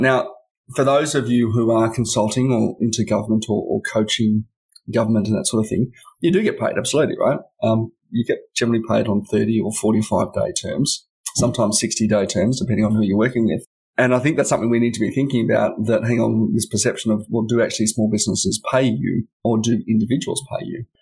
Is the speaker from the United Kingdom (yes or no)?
no; Canberra, Australian Capital Territory, Australia; I've historically worked to companies and businesses in my hometown